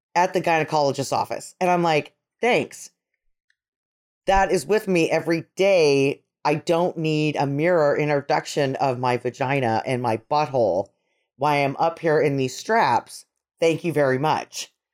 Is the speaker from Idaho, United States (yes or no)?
yes; Idaho, United States; we're from Idaho